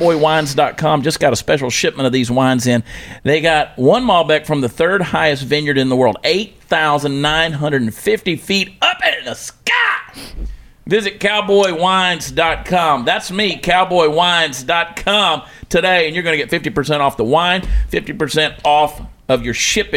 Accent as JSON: {"language": "English", "region": "Georgia", "country": "United States", "tie": "born or raised there", "moved": "as an adult", "lives_now": "Texas, United States", "said": "I was from Georgia"}